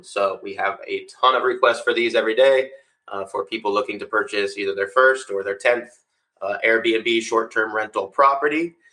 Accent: Florida, United States; We're from South Florida as well.

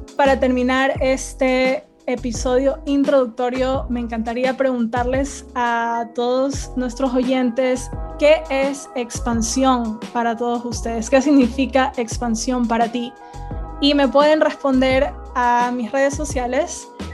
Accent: Guayaquil, Guayas, Ecuador; moved away as an adult; also born or lived in England / Spain; now in United States; donde yo crecí, que es en Guayaquil

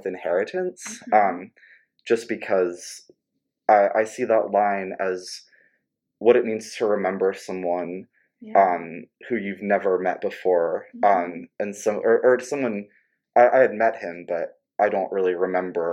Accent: Jobstown, New Jersey, United States; I'm from a little town called Jobstown in New Jersey, which is close to Philadelphia

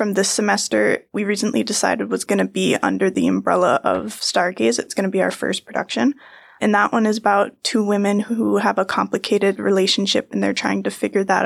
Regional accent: Maine, United States; moved away as an adult; I'm from Maine

